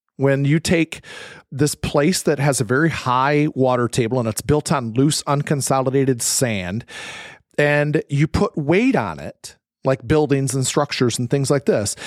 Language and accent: English; Michigan, United States; I'm from Michigan